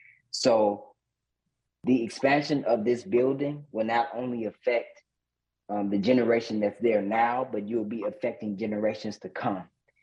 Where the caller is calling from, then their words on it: Flint, Michigan, United States; I'm calling in from Flint, Michigan.